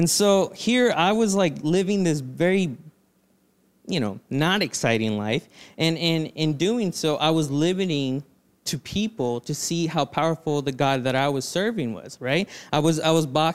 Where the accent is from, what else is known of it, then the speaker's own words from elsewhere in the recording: Reno, Nevada, United States; moved away as an adult; also born or lived in Los Angeles, California; now in Steveston Village, Canada; I was born in Los Angeles and I grew up in a little town called Reno, Nevada